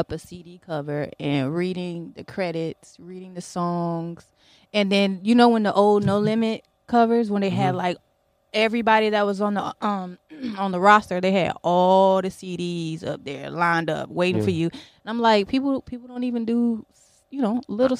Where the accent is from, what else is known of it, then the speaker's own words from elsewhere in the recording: Virginia Beach, Virginia, United States; I'm from Virginia.